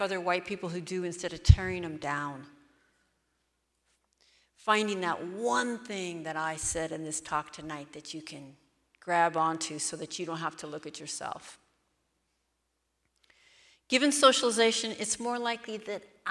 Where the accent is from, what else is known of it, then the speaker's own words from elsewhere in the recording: Seattle, Washington, United States; I'm from Seattle